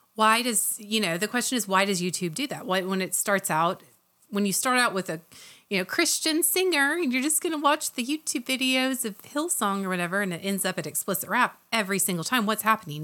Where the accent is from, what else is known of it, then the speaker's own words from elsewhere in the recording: Oklahoma, United States; I'm from Oklahoma